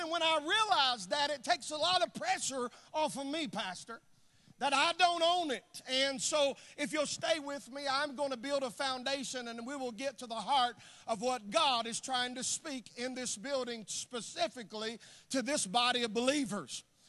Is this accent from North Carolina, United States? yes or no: yes; North Carolina, United States; moved away; I'm from the South. I'm from North Carolina originally.